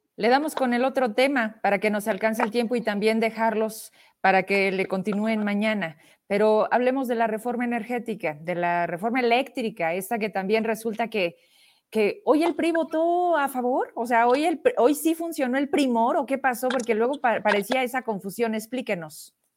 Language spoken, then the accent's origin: Spanish; Zacatecas, Mexico; soy una zacatecana